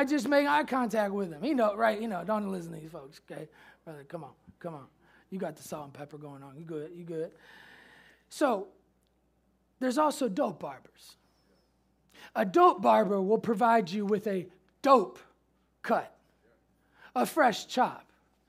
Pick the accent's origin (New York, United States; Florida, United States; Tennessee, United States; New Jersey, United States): Tennessee, United States; Memphis; We say that in Memphis. Pastor said, no one says that here. I say that because I came from Memphis.